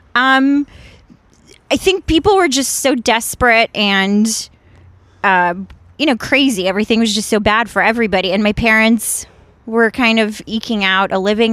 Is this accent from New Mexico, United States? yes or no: no; Washington, District of Columbia, United States; born or raised there; also born or lived in Ukraine; now in Los Angeles, United States